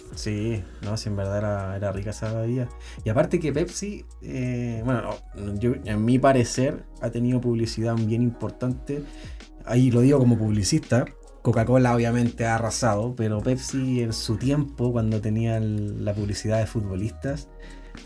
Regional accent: Tocopilla, Antofagasta, Chile; somos de hincha de pequeño, po, weón, de niño, de Tocopilla

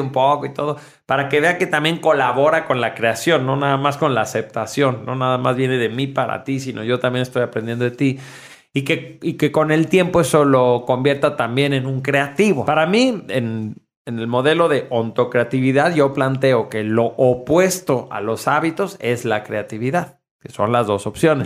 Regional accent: Mexico; en México, que somos una cultura judio-cristiana

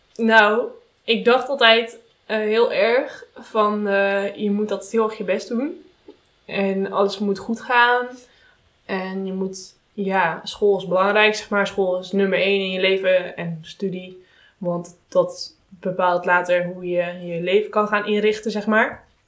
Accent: Netherlands; wij als Nederlanders

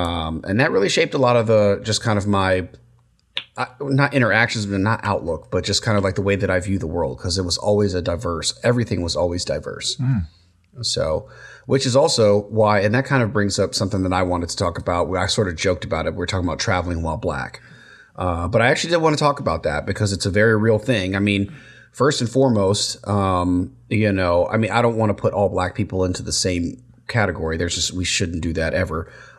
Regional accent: United States; born there; I was born in the States, but both my brother and sister were born in Germany, but you know, my dad was in the military.

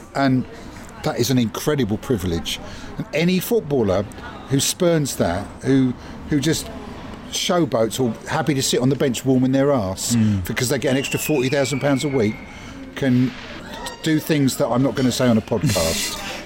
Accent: Southwick, South East England, United Kingdom; I'm from Southwick, so I support Southwick. I'm from Brighton, so I support Brighton, and I'm from England, so I support England

